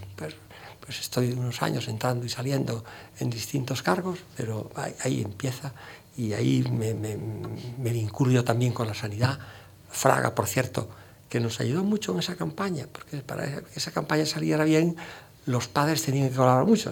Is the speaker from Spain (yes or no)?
yes; Galicia, Spain; accent: Galician; now in Madrid, Spain; nuestro acento gallego pues es el, el eco que los gallegos eh, percibimos al hablar